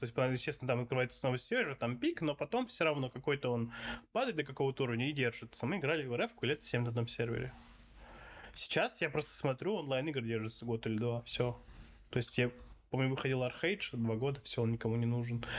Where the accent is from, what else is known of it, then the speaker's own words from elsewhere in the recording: Saint Petersburg, Russia; Я такой, из Питера